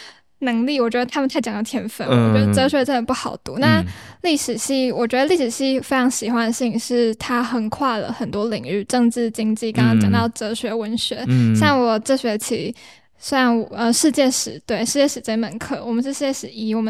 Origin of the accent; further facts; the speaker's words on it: Changhua County, Taiwan; also born or lived in Taichung; now in Taipei, Taiwan; 但我是彰化人